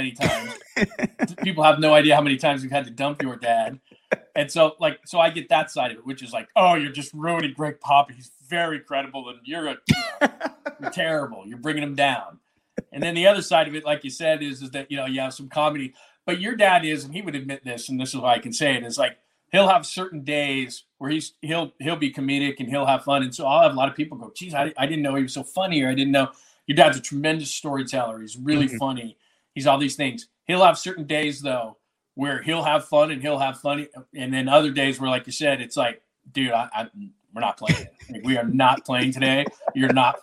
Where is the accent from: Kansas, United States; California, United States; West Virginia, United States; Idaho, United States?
California, United States; Fullerton; moved away; I grew up near the Big A. I grew up in Fullerton